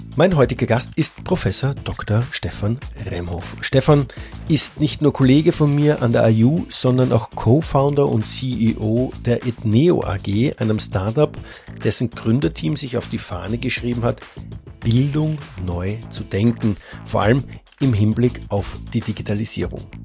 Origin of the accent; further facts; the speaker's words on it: Austria; als Österreicher